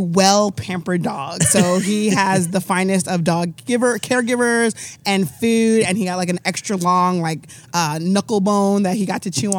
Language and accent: English; Deer Park, New York, United States; now in Charlotte, United States; Deer Park, New York, from Long Island.